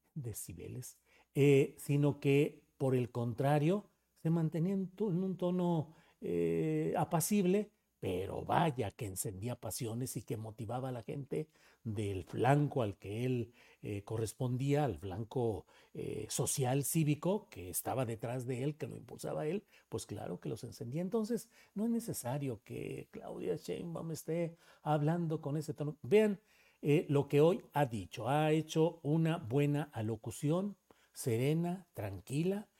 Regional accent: Torreón, Coahuila, Mexico; moved away; en Torreón, Coahuila, donde yo nací y crecí en mis primeros años

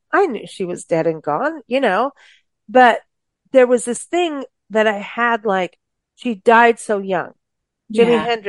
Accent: South Africa; moved away as an adult; now in United States; And even in growing up in South Africa, I couldn't wait to come back to the States. I left as a baby, but lived all over and came back and at 19.

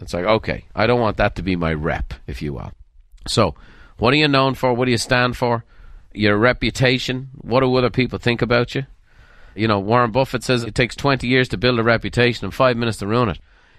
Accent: Dublin, Leinster, Ireland; I grew up in Dublin, Ireland, and a lot of my friends were Murphys and McCormicks and O'Briens and Sweeneys

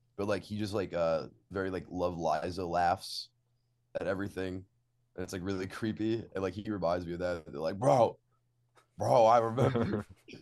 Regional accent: Long Island, New York, United States; we shot in my hometown

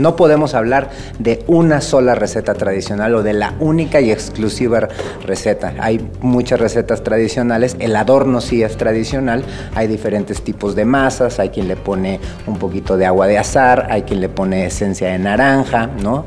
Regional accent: Mexico; nuestras tradiciones que nos dan identidad como mexicanos

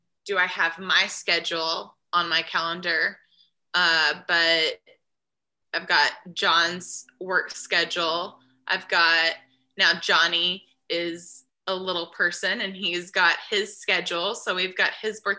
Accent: Nashville, Tennessee, United States; I grew up in Nashville in the school bus for first couple of years of school, when we lived by that shop

